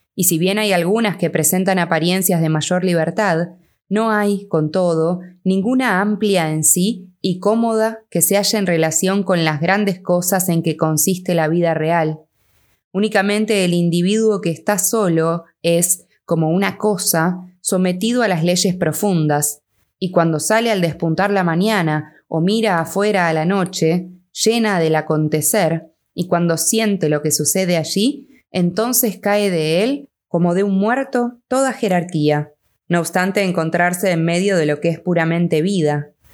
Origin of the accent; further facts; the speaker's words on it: Argentina; yo soy de Argentina